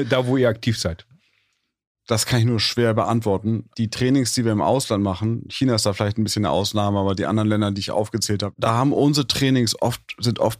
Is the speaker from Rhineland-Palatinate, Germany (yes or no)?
no; Hamburg, Germany; Um das ganz kurz zu sagen, ich habe in Hamburg, Hamburg ist eine Hockey-Hochburg